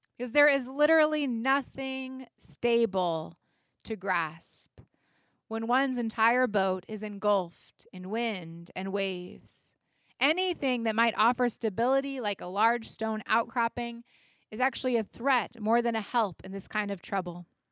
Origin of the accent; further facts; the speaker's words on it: United States; as Americans and as citizens